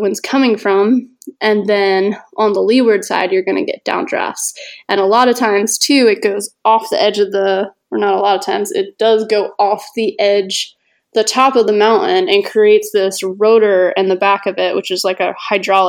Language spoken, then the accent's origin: English; north of Philadelphia, Pennsylvania, United States; I grew up in Pennsylvania, north of Philly